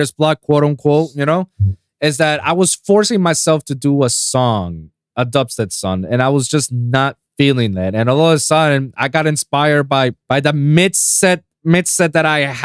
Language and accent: English; Puerto Rico; I'm 787 from Puerto Rico